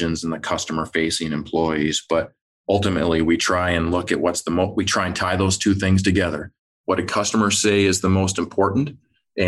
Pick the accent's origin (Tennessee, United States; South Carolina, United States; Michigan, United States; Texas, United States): Michigan, United States; I grew up in Michigan